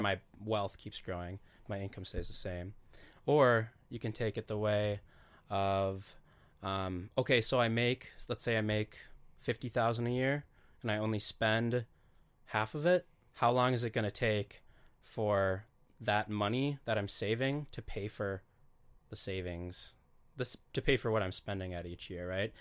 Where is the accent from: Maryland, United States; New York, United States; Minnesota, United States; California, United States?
Minnesota, United States; Duluth; it was kinda fun growing up in Duluth